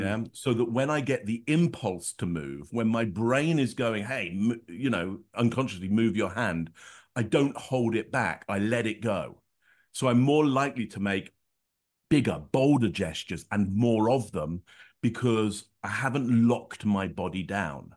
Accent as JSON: {"language": "English", "town": "Northampton", "region": "East Midlands", "country": "United Kingdom", "tie": "born or raised there", "said": "I grew up in Northampton, which is sixty miles north of London, up the M one"}